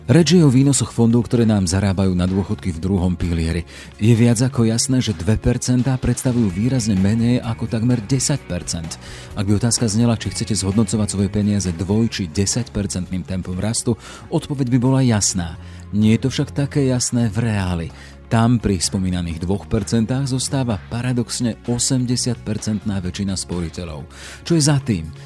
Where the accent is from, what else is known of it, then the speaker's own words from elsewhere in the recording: Slovakia; sme my Slováci